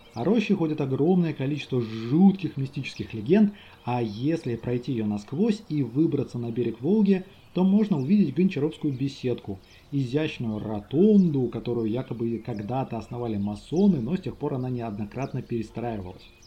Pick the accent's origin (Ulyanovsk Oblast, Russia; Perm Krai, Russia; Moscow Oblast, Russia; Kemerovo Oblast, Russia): Ulyanovsk Oblast, Russia; Ulyanovsk; born or raised there